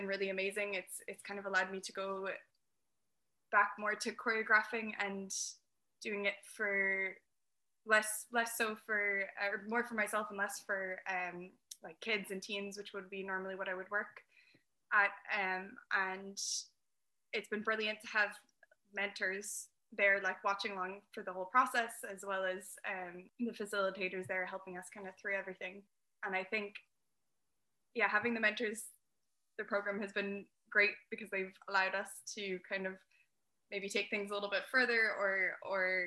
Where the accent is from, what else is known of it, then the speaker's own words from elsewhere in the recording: Seattle, Washington, United States; now in Galway, Ireland; I'm based in Galway City, but I am originally from Seattle in the States